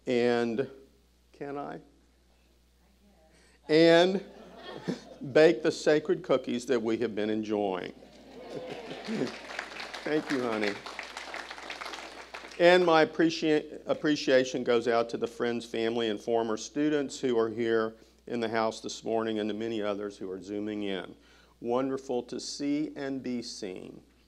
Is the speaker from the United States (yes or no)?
yes; Houston, Texas, United States; born or raised there